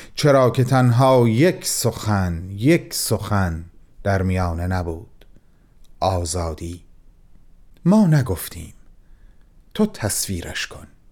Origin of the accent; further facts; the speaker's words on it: Mashhad, Razavi Khorasan, Iran; به عنوان یک مشهدی